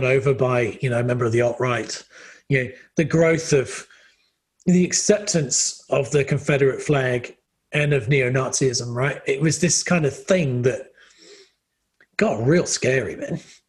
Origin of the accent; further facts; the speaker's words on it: England, United Kingdom; I come from England. I'm used to paying a lot of tax.